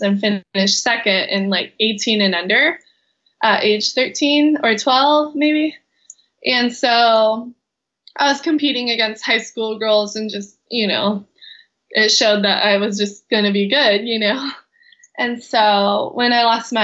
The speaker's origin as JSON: {"language": "English", "area": "Kauai", "region": "Hawaii", "country": "United States", "tie": "born or raised there", "said": "I was born and raised here in Kauai, Hawaii, where I still live."}